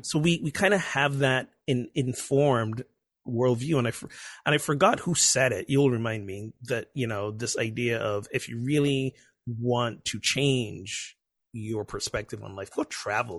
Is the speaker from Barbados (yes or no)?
yes; Barbados; moved away as an adult; was born and grew up in Barbados, a tiny Caribbean island, for nineteen, twenty years